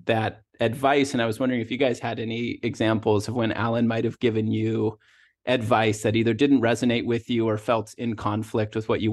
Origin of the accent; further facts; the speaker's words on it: Washington, United States; moved away as an adult; also born or lived in Southern California; I moved from Washington State, where I grew up and went to college